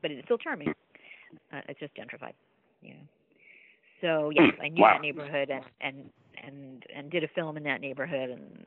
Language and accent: English; New Jersey, United States; moved away as an adult; also born or lived in Boston; I grew up in New Jersey, and then I went to college in Boston